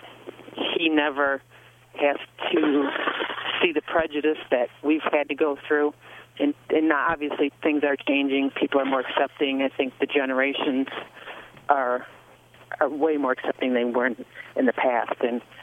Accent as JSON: {"language": "English", "town": "Dearborn Heights", "region": "Michigan", "country": "United States", "tie": "born or raised there", "also_born_or_lived": "Oakland County, Michigan / Ypsilanti, Michigan", "said": "I grew up in Dearborn Heights and moved out to Oakland County"}